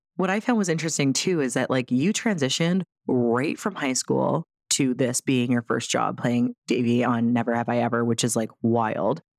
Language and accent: English; Toronto area, Ontario, Canada; we're both from Toronto adjacent, right? The six